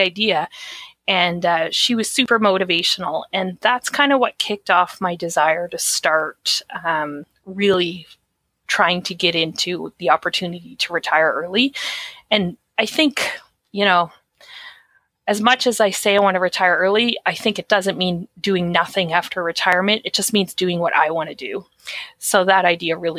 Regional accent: Atlantic Canada, Canada; I'm from Atlantic Canada.

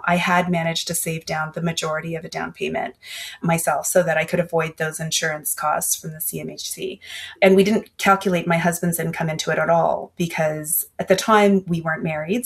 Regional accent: Canada; also born or lived in Asia; I was born in Asia and my father passed away when we were all very, very young. And so my mom was widowed at 35 and she had three kids. And then she came over to Canada

